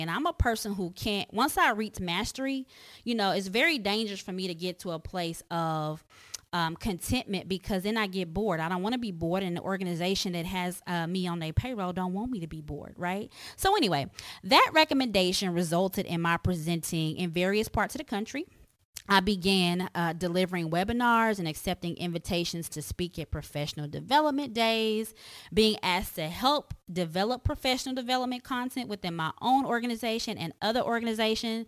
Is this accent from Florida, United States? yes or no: no; Tulsa, Oklahoma, United States; I was born and raised in Tulsa, Oklahoma